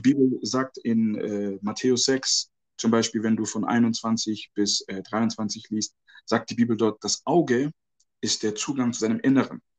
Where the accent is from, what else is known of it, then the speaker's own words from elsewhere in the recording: Ghana; moved away; ich bin ja auch aus Ghana ursprünglich